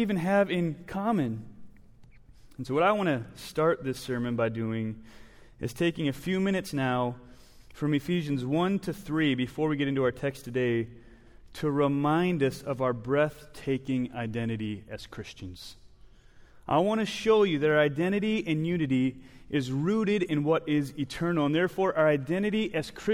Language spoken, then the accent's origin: English; Wisconsin, United States; moved away; I grew up in Wisconsin